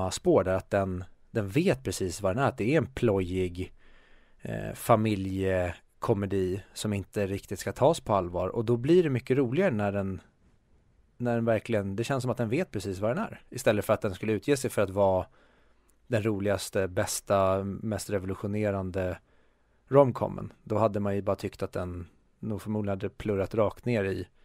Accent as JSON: {"language": "Swedish", "country": "Sweden", "said": "jag tycker ju att vi i Sverige, det har jag sagt hur många gånger som helst"}